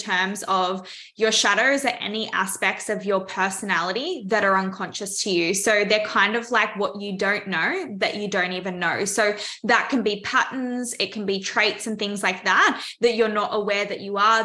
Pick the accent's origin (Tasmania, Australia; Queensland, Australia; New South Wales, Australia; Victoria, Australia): Victoria, Australia; Melbourne; I'm from Melbourne, Australia.